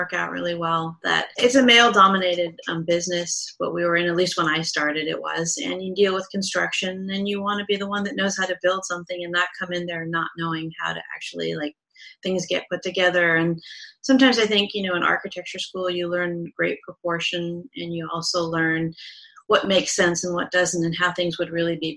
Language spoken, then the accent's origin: English; Southern California, United States; I grew up in Southern California